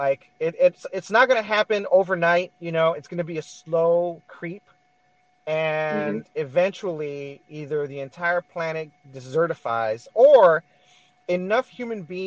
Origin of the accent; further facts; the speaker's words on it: United States; we're all American